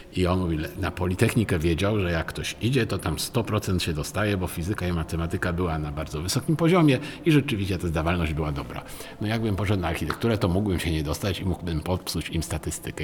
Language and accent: Polish; Poznań, Greater Poland, Poland; also born or lived in Kraków; jako poznaniak